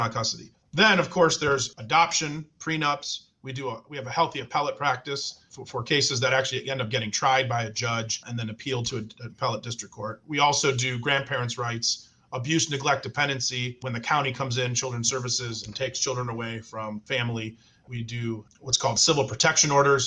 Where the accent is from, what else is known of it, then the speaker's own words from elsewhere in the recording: Cleveland, Ohio, United States; also born or lived in Nashville, Tennessee; now in Columbus, United States; I'm originally from Cleveland